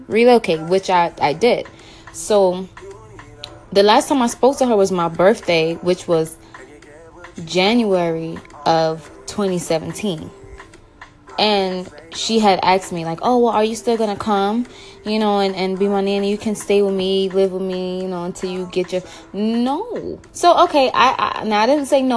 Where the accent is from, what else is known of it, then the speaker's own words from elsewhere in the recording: New York City, New York, United States; moved away as an adult; also born or lived in North Carolina; I have, like, relocated from my hometown, which is New York City